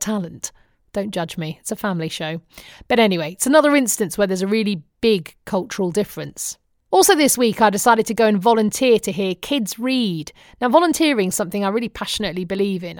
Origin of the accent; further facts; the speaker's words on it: United Kingdom; accent: British; moved away as an adult; now in United States; my British accent